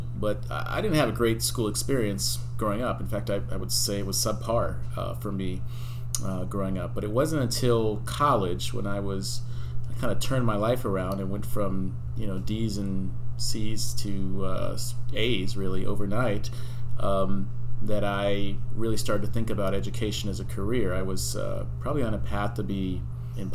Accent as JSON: {"language": "English", "town": "Santa Ana", "region": "California", "country": "United States", "tie": "born or raised there", "also_born_or_lived": "Bronx, New York / Pocono Mountains", "moved": "as an adult", "lives_now": "Huber Heights, United States", "said": "am originally from Bronx, New York. I was born in the Bronx. A lot of people don't necessarily know that about me, but I was raised in Southern California. So my mother moved. My mother was a single mother and moved from the Bronx to Santa Ana, California"}